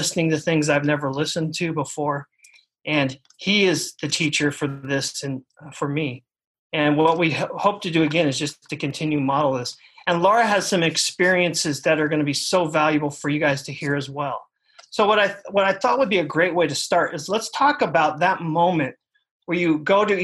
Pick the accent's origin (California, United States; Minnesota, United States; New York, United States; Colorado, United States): California, United States; Orange County, Southern; growing up in Southern California, growing up in Orange County